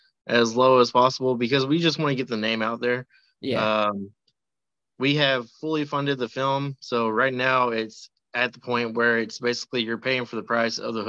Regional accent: Radcliff, Kentucky, United States; in Radcliffe, Kentucky. This is actually the first feature to ever be filmed in the city. It's my hometown.

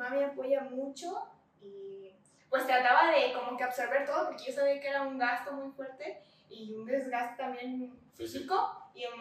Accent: Ciudad Valles, San Luis Potosí, Mexico; also born or lived in Huehuetlán, San Luis Potosí; Yo soy de Huehuetlán, pero ah. estoy eh, aquí en Valles ah, desde primera y secundaria.

